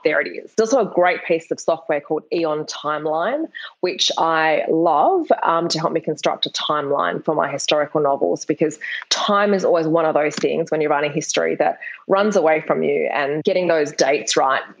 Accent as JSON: {"language": "English", "town": "Perth", "region": "Western Australia", "country": "Australia", "tie": "born or raised there", "said": "I'm from Perth in Australia. It's a really small capital city. And when I graduated from high school, there were no universities offering creative writing degrees."}